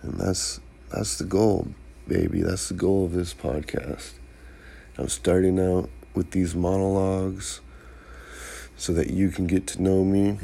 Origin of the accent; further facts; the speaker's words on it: Santa Cruz, California, United States; growing up in Santa Cruz